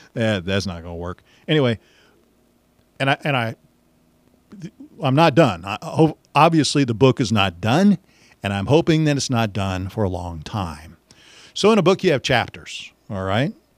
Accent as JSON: {"language": "English", "region": "Missouri", "country": "United States", "tie": "born or raised there", "also_born_or_lived": "Warrensburg, Missouri", "said": "I'm a Missouri guy, uh, born and raised in Missouri"}